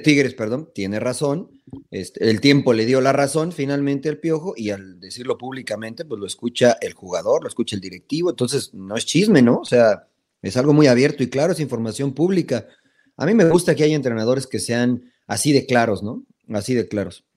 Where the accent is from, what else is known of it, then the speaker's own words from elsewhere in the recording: Mexico; como exfutbolista y como mexicano